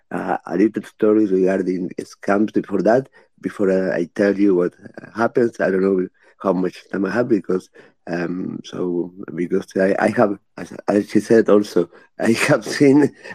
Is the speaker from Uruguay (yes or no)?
yes; Uruguay; I am from Uruguay. I have been into cybersecurity all of my life. And well, I have worked for the government in Uruguay in different ministries.